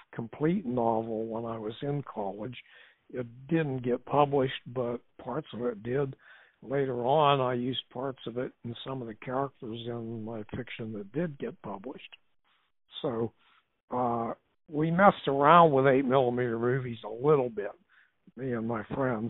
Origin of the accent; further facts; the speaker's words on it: Clairton, Pennsylvania, United States; I grew up in a mill town, Clairton, Pennsylvania